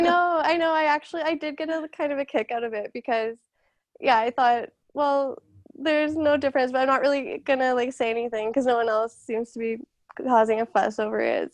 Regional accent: Calgary, Alberta, Canada; I'm from Calgary

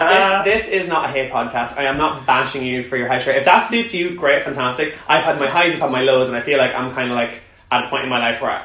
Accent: Dundalk, Leinster, Ireland; now in London, United Kingdom; I'm from Dundalk, which is like halfway between Belfast and Dublin.

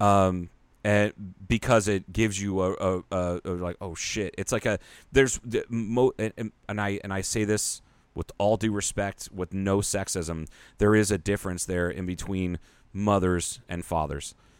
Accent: Ohio, United States; moved away; a big Japanese population in my hometown because of, uh, the, uh, Panasonic plant

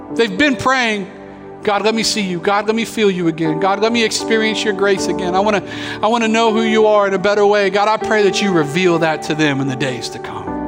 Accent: Pensacola, Florida, United States; I grew up here in Pensacola, so uh, moved here when we were six

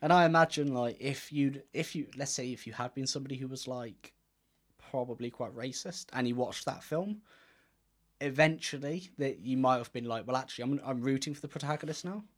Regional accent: Gloucester, South West England, United Kingdom; where we're from

